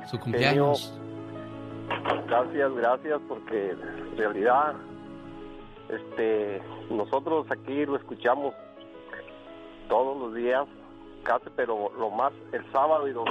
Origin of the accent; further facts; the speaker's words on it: La Huacana, Michoacán, Mexico; Este, claro, estilo Michoacán, yo soy de la Huacana, Michoacán.